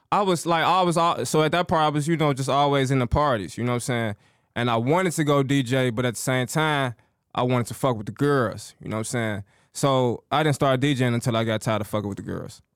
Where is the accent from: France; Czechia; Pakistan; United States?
United States; Chicago, Illinois; I'm from the south side of Chicago